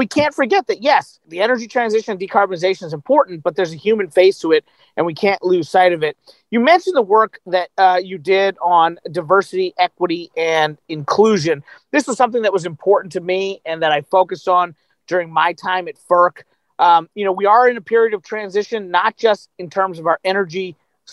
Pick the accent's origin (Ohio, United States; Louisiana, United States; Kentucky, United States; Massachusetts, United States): Kentucky, United States; I'm from Kentucky